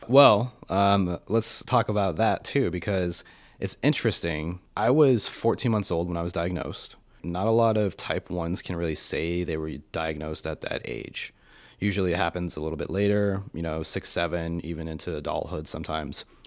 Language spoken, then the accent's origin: English; Colorado Springs, Colorado, United States; moved away as an adult; now in Austin, United States; I grew up in Colorado Springs